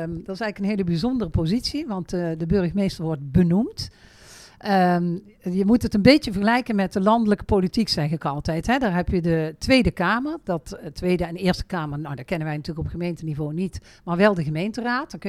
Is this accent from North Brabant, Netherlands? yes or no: yes; Veghel, North Brabant, Netherlands; Ik ben geboren en getogen in Veghel.